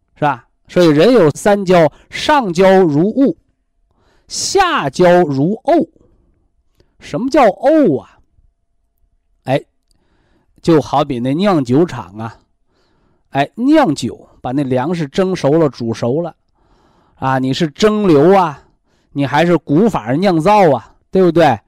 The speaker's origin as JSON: {"language": "Chinese", "country": "China", "said": "咱们中国人"}